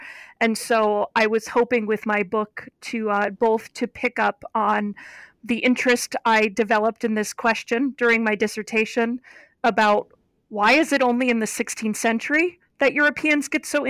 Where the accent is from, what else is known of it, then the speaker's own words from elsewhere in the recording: Ohio, United States; I am from Northeastern Ohio, And I grew up about 3 miles from Lake Erie, so one of the Great Lakes.